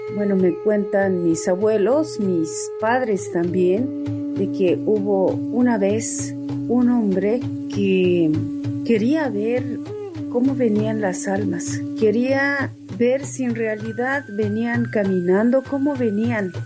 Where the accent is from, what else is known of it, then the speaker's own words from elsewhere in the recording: Tzotzil land, Chiapas, Mexico; con mis abuelos, con mis padres en mi tierra tzotzil